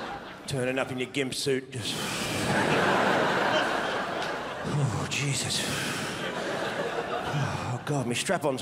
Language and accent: English; Australia; moved away; I'm originally from Australia. And I know, I don't look as though I'm from Australia. I look like some kind of Hungarian Jew.